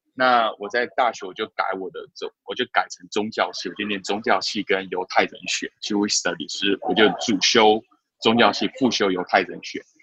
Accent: Taiwan; moved away; also born or lived in Canada; 我其实小时候住台湾嘛

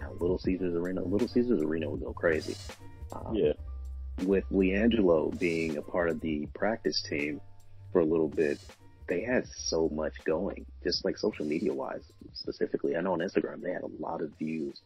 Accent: Atlanta, Georgia, United States; my hometown in Atlanta

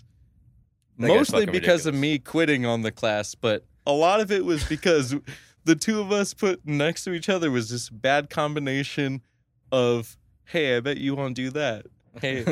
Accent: Merced, California, United States; born or raised there

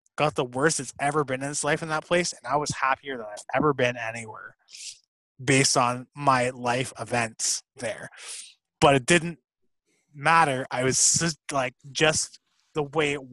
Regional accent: Toronto, Ontario, Canada; moved away; also born or lived in Fort McMurray; I was born in Scarborough, dog. I'm from the ends, dog

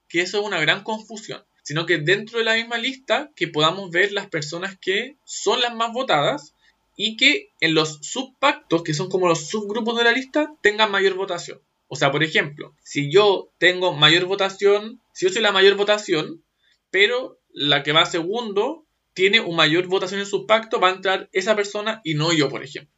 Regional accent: Santiago, Santiago Metropolitan Region, Chile; also born or lived in Viña del Mar; toda mi familia es de Viña del Mar, excepto yo que nací en Santiago

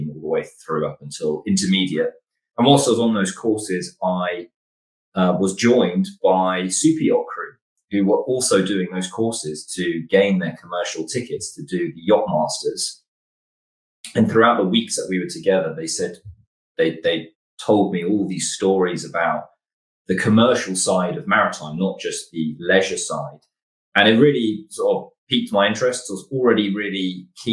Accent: Hertfordshire, East of England, United Kingdom; I grew up sort of in Hertfordshire, which is very far away from any real major body of water.

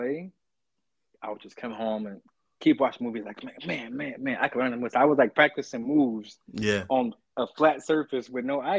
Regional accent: Chicago, Illinois, United States; I'm from Chicago. So hooping was life.

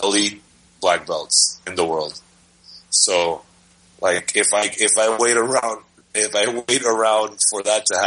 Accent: Dominican Republic; moved away; I'm from the Dominican Republic

